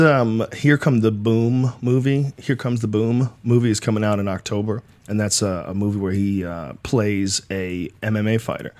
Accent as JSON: {"language": "English", "town": "Newton", "region": "Massachusetts", "country": "United States", "tie": "born or raised there", "also_born_or_lived": "Jamaica Plain, Boston", "said": "I grew up in Newton, in Newton, uh, Upper Falls"}